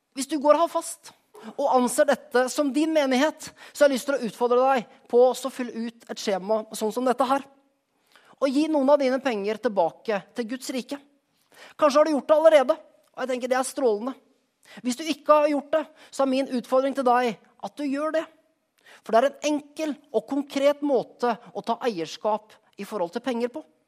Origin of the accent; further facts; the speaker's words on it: Skien, Telemark, Norway; moved away; For et par uker siden var jeg hjemme i Skien